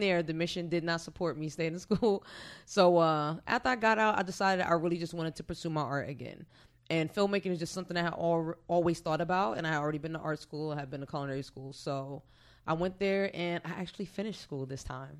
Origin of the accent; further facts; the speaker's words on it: Orange, New Jersey, United States; moved away as an adult; now in Hampton Roads, United States; I'm originally from Orange, New Jersey. I've been out here since 2010, so going on nine years